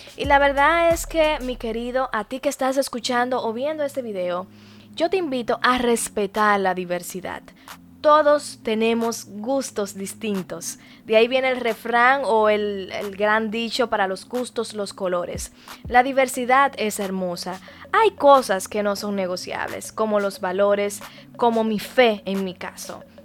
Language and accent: Spanish; Dominican Republic; nosotros somos dominicanos